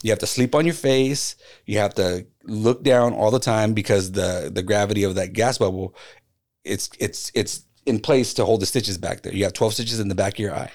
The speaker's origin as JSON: {"language": "English", "town": "Phoenix", "region": "Arizona", "country": "United States", "tie": "born or raised there", "said": "it's my hometown team"}